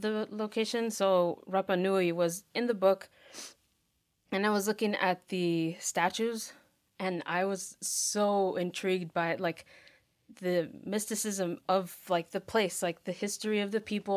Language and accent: English; Miami, Florida, United States; moved away; also born or lived in Nicaragua (family); I'm from Miami, Florida. Um, my family is from Nicaragua, but I grew up in the States